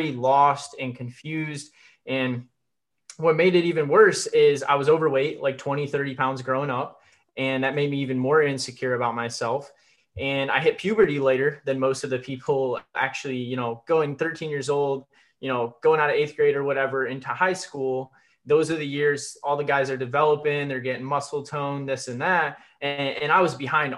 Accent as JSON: {"language": "English", "region": "Michigan", "country": "United States", "tie": "born or raised there", "said": "I was born in Michigan"}